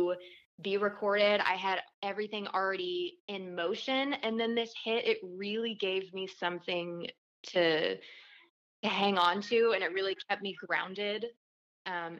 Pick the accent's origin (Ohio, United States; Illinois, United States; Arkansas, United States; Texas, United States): Arkansas, United States; Little Rock; moved away as an adult; now in Nashville, United States; I'm originally from Little Rock, Arkansas